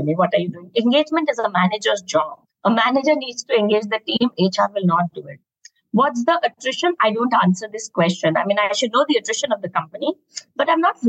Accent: Lucknow, Uttar Pradesh, India; moved away; also born or lived in Bangalore / Mumbai / Goa; I come from Lucknow. I've worked in Bangalore and Bombay. I studied in Goa.

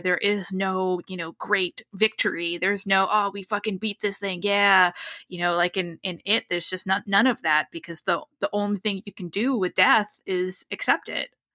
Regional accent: New England, United States; moved away as an adult; now in Los Angeles, United States; I grew up in New England. I've lived in Los Angeles for a number of years

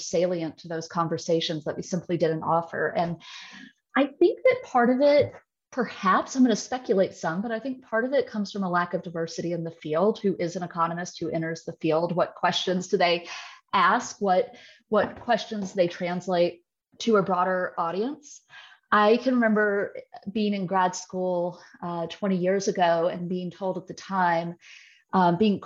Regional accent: rural West Virginia and rural Georgia, Deep South, United States; I am from the Deep South, and a lot of times I'm from very rural West Virginia and rural Georgia on the Alabama border

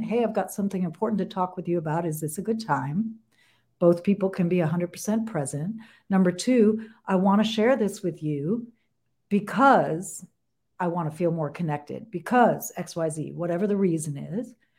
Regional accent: New York, United States; I'm from New York

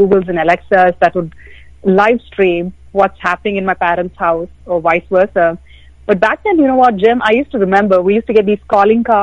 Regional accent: India; growing up in India

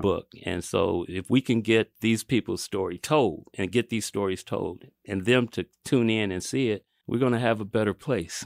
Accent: Kansas City, United States; we're all here from Kansas City, Kansas, and Kansas City, Missouri

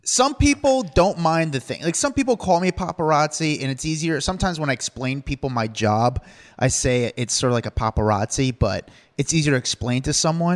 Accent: New York, United States; I'm from New York.

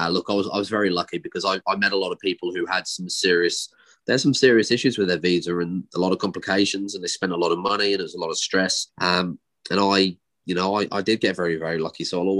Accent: West Midlands, United Kingdom; they'll know the accent that I'm talking about, and that's where I'm from. Peaky Blinders is filmed in my hometown.

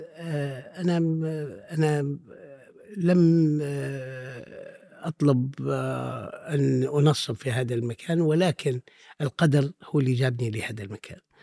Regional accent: Misrata, Misrata District, Libya; now in Tripoli, Libya; هذه مدينتي وأنا الحقيقة لم أغادرها في, في كل مراحل عمري إلا في بداية الدراسة

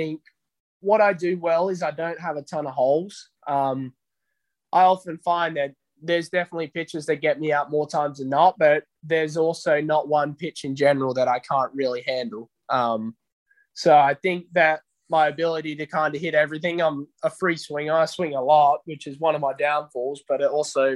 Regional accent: Australia; moved away as an adult; now in United States

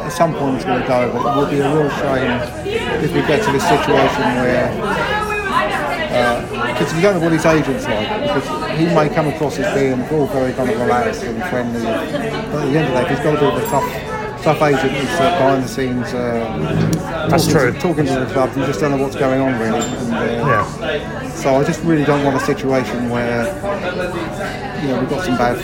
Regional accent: Eastbourne, South East England, United Kingdom; now in Surrey, United Kingdom; I actually live in Surrey now, but I was born and brought up in Eastbourne

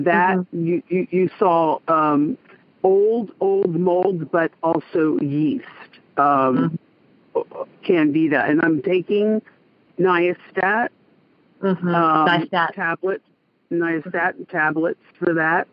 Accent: Los Angeles, California, United States; I'm actually from

